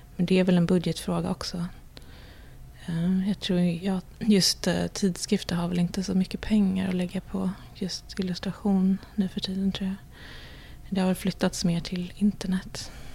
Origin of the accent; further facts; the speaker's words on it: Sweden; now in New York, United States; som svenskar